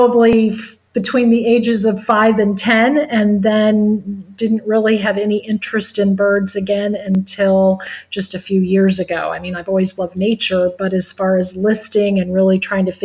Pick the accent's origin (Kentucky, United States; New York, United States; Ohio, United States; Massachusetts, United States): Ohio, United States; as a little girl, I was raised in Ohio